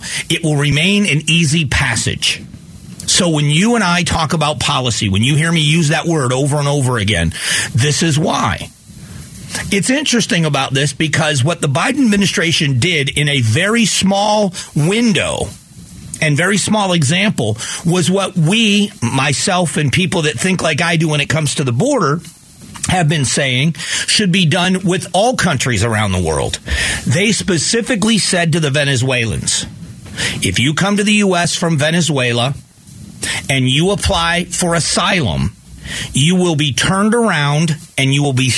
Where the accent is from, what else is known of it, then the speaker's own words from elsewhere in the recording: United States; I'm an American like you are